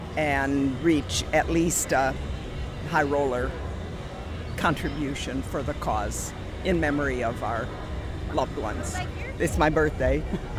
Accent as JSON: {"language": "English", "town": "Youngstown", "region": "Ohio", "country": "United States", "said": "We're from Youngstown, Ohio."}